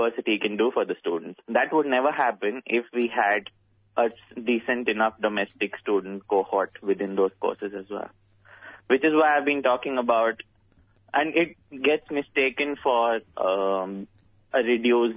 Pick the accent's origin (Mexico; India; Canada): India; moved away as an adult; now in Melbourne, Australia; I'm from India, and I've been in Melbourne for about 2.5